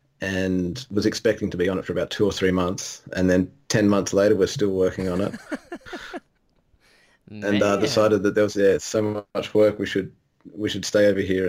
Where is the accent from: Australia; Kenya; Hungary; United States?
Australia; you couldn't tell from my funny accent.